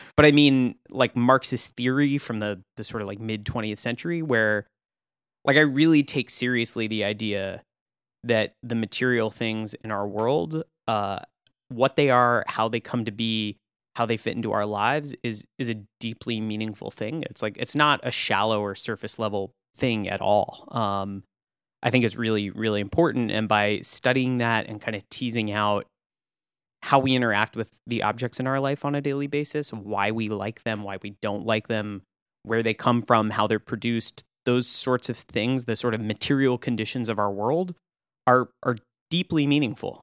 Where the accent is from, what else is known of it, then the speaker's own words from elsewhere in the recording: Austin, Texas, United States; moved away as an adult; also born or lived in Tewksbury, Massachusetts / Saint Louis / Chicago; I grew up in Austin, Texas